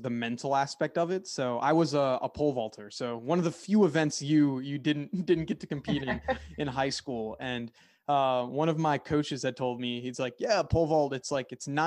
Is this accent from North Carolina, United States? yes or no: no; Philadelphia, Pennsylvania, United States; I'm from the Philadelphia area